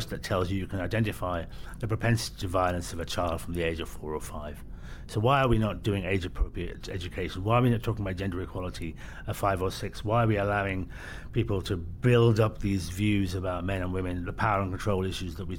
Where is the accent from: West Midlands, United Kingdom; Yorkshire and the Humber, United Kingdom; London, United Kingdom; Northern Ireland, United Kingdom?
West Midlands, United Kingdom; Birmingham; I was born in Birmingham